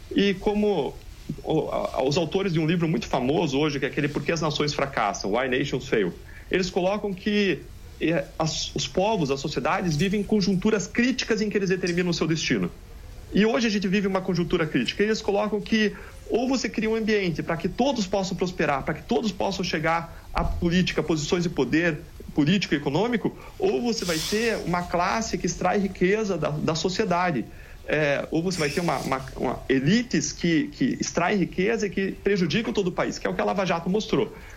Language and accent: Portuguese; Brazil; nós como brasileiros